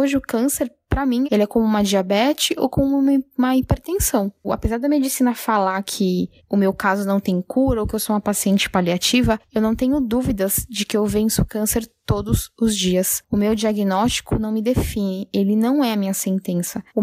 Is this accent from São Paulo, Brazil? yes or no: yes; São Paulo, Brazil; eu tenho 30 anos, eu sou de São Paulo